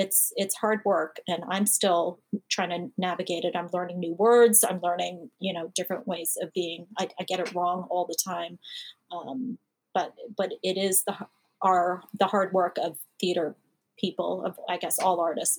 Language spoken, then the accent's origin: English; Canada; now in United States; I'm Canadian, but I have applied for my citizenship